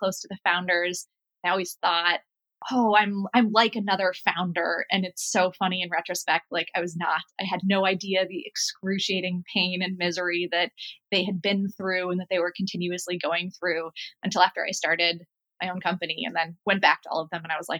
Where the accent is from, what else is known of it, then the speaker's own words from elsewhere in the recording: just outside of Minneapolis, Minnesota, United States; moved away; I grew up in a family just outside of Minneapolis